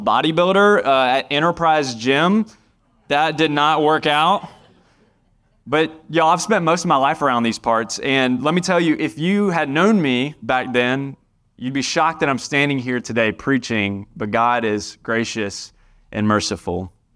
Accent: Indian Trail, North Carolina, United States; I'm from Union County. I grew up right down the road in Indian Trail

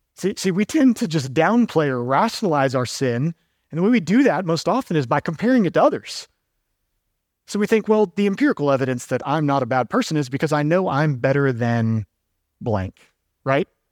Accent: Georgia, United States; now in Durham, United States; I'm originally from Georgia

